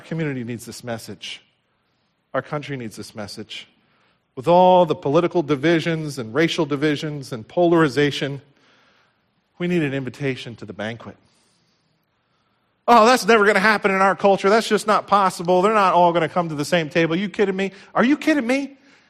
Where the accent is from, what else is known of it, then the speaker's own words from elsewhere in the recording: United States; I grew up right here in Somerset County. This is home for me. My heart breaks for this area and the problems that we see.